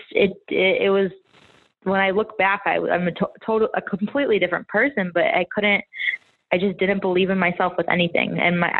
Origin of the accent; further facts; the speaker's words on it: Chicago, Illinois, United States; now in Miami, United States; I'm from Chicago, and I live in Miami now